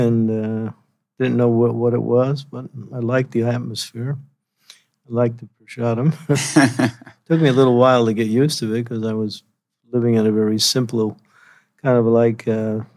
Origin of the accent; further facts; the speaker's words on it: New York area, New Jersey, United States; moved away as an adult; also born or lived in Denver, Colorado / West Virginia; I'm originally from the New York area, New York, New Jersey.